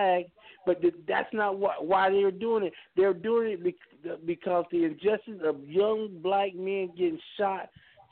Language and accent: English; United States; I am an American